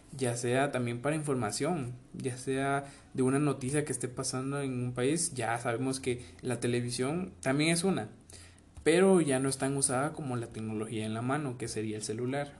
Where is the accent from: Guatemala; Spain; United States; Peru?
Guatemala; nosotros somos bueno, los guatemaltecos, los chapines